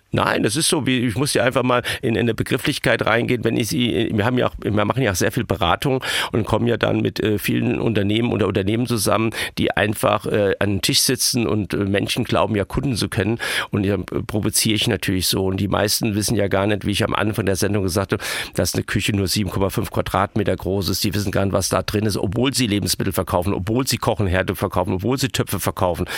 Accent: Hunsrück, Rhineland-Palatinate, Germany; moved away; Wenn Sie im Hunsrück groß werden, am Rande dieser Region und in den Milieus groß geworden bin, wo ich groß geworden bin

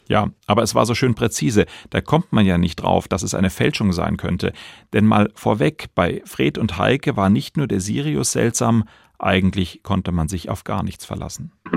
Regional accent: Baden-Baden, Baden-Württemberg, Germany; Ich bin hier in Baden-Baden geboren, lebe hier

